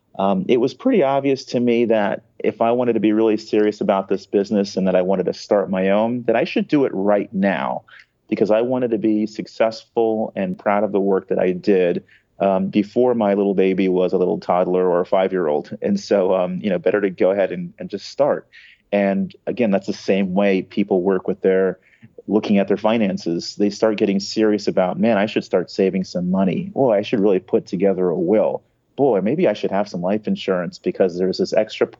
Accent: California, United States; I was born in California, grew up fairly normally

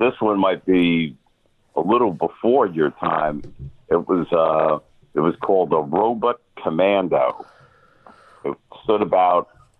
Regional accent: Guatemala; moved away; Guatemala is where I grew up.

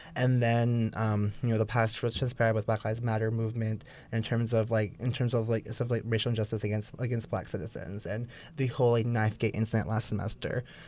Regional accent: Bay Area, California, United States; also born or lived in Oceanside, California; I grew up in the Bay Area. Um, shout out to East Bay.

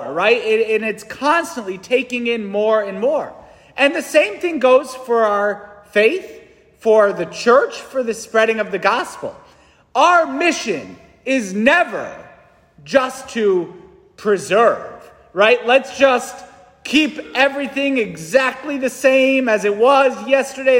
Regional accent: New England, United States; I'm a busy New Englander

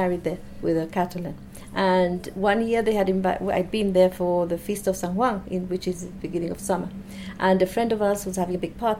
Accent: Gibraltar; I came from Gibraltar

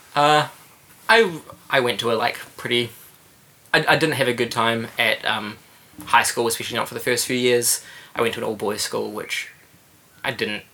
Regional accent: Christchurch, Canterbury, New Zealand; moved away as an adult; now in Wellington, New Zealand; I was from Christchurch and yeah, I stuck around for about a year after the earthquakes

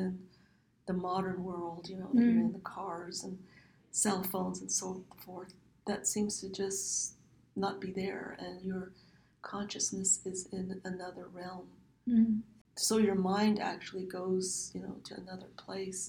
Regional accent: Navajo Nation, United States; first language Navajo; English is a second language; moved away as an adult; now in Phoenix, United States; Back home on the Navajo Nation homeland, you don't see walls around homes

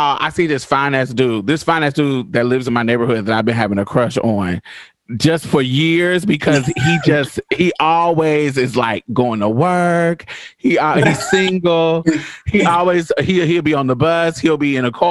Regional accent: Indianapolis, Indiana, United States; also born or lived in Boston, Massachusetts / Chicago, Illinois; now in Houston, United States; I'm from Indianapolis, Indiana. I grew up there

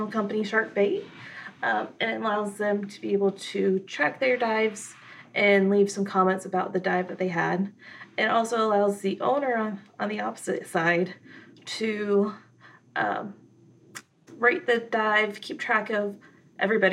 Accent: Florida, United States; I grew up in Florida

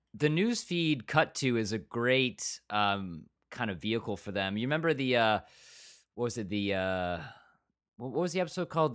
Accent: Michigan, United States; also born or lived in England; I was born in England, I, I was, but I grew up in Michigan

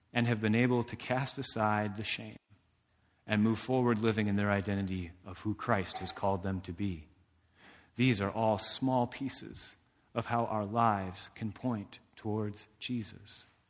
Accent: Indiana, United States; I'm from Indiana

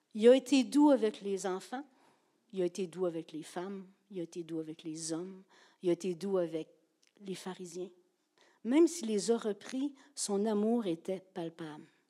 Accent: Gaspésie, Quebec, Canada; je suis une Gaspésienne

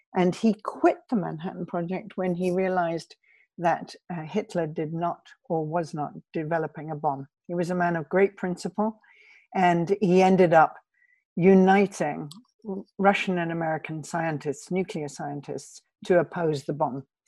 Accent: United Kingdom; I'm British

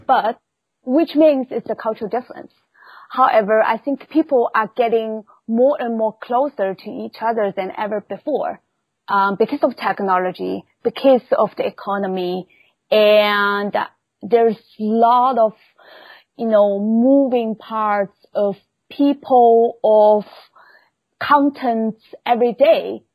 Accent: Shanghai, China; moved away; originally I was born in Shanghai of China.

